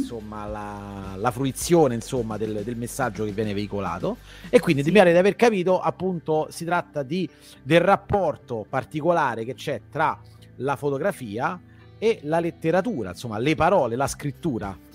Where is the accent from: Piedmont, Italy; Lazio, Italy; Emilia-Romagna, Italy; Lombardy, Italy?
Lazio, Italy; Rome; io sono di Roma